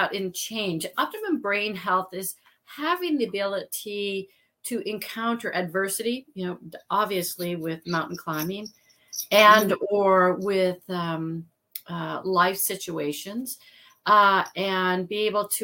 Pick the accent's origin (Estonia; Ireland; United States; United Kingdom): United States; Midwest; I came from the Midwest and ran around and, you know, played in streams